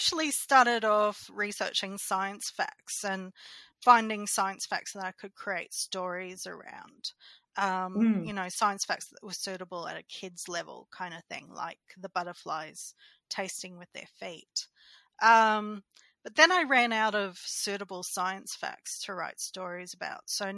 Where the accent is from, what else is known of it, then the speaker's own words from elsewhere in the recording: regional Queensland, Australia; moved away; I was in my hometown in regional Queensland